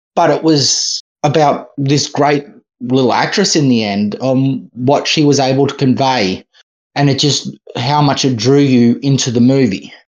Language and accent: English; Australia; I'm Australian.